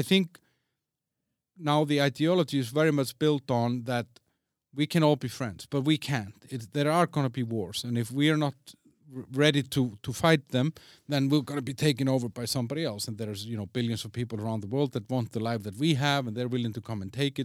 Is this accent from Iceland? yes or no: yes; Iceland; also born or lived in Denmark; now in Czech Republic; I'm from Iceland.